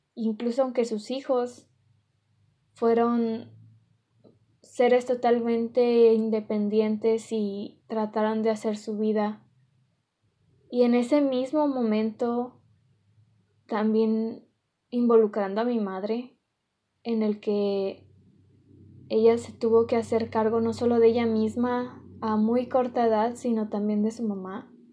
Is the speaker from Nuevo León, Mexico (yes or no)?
yes; Monterrey, Nuevo León, Mexico; una regia